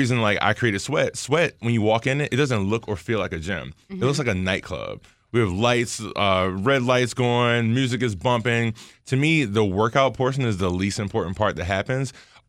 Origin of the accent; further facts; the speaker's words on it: Baltimore, Maryland, United States; I'm from Baltimore